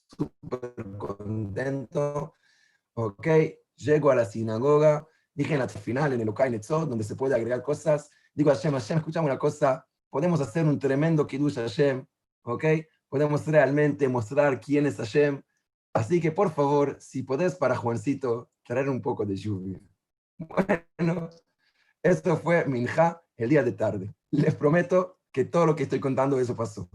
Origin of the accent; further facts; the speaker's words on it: Israel; also born or lived in Uruguay; yo soy israelí